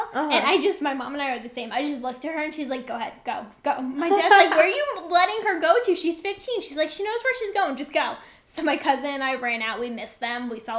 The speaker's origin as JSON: {"language": "English", "area": "Long Island", "region": "New York", "country": "United States", "said": "I'm from Long Island."}